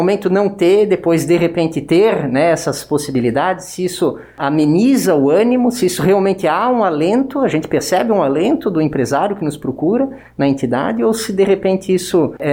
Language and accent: Portuguese; Brazil; ainda bem que a gente é brasileiro, né?